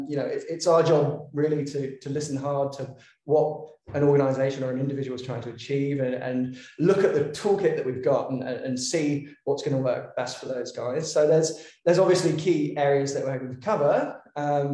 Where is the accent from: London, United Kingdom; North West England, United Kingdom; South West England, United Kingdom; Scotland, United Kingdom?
London, United Kingdom; moved away as an adult; now in Melbourne, Australia; I'm from London originally, but I've been in Australia now for about 8 years.